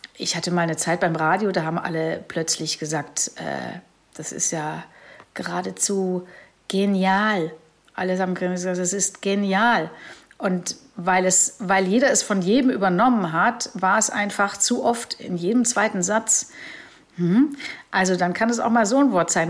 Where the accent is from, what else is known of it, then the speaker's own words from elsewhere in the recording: Germany; hier in Deutschland